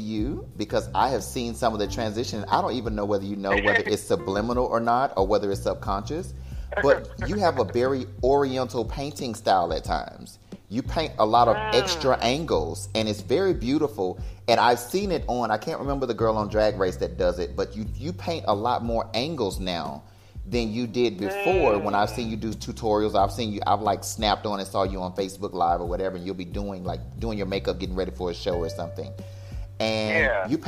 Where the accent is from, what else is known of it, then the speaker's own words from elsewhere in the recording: United States; moved away as an adult; now in Cancun, Mexico; I'm an American.